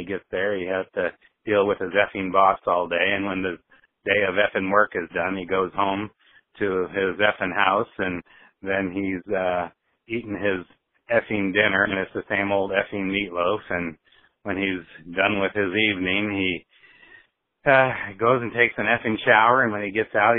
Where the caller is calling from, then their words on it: Iowa City, Iowa, United States; I'm calling from Iowa City, Iowa.